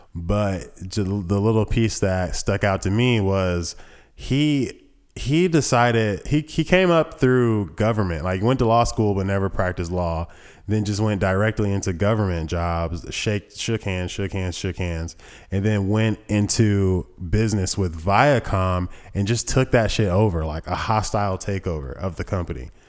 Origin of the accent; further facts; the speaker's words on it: Thomasville, United States; I was born in Thomasville